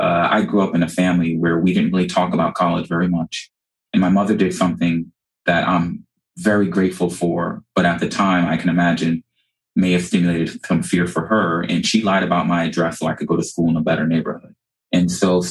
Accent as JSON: {"language": "English", "town": "New York City", "region": "New York", "country": "United States", "tie": "born or raised there", "moved": "yes", "lives_now": "South Florida, United States", "said": "I actually grew up in South Jamaica, Queens, New York"}